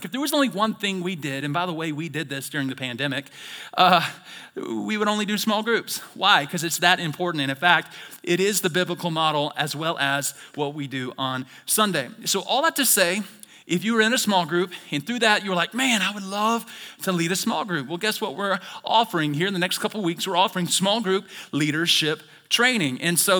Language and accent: English; the South, United States; I'm from the South, and I say whole nother level.